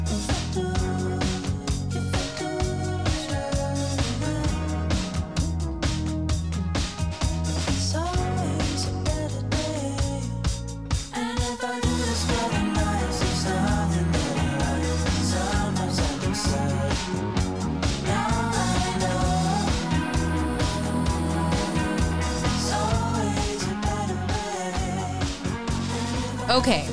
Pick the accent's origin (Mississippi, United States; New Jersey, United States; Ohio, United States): Ohio, United States; moved away as an adult; now in Los Angeles, United States; I go into Midwestern mode because I'm from Ohio.